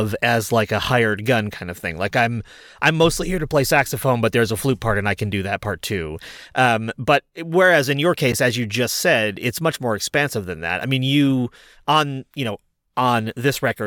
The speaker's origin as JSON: {"language": "English", "region": "Massachusetts", "country": "United States", "also_born_or_lived": "Rochester", "moved": "yes", "said": "I'm from Massachusetts"}